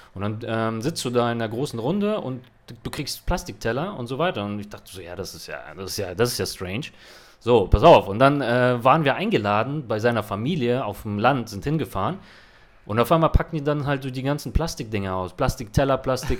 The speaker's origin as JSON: {"language": "German", "region": "Hamburg", "country": "Germany", "moved": "yes", "lives_now": "Barcelona, Spain", "said": "bei uns in Hamburg"}